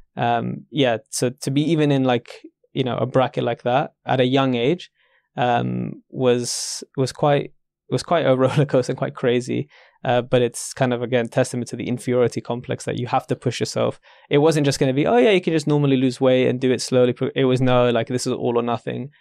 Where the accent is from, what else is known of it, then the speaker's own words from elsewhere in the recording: London, United Kingdom; maybe I'm just a Londoner